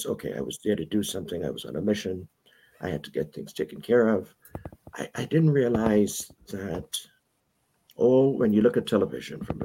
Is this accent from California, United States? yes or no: no; New York City, New York, United States; moved away; also born or lived in Round Lake; I have roots. Okay, but I primarily grew up in Brooklyn